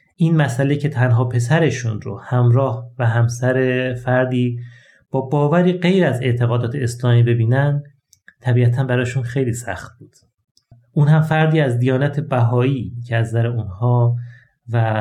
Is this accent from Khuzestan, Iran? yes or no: yes; Ahvaz, Khuzestan, Iran; در شهر اهواز یکی از گرمترین شهرهای ایران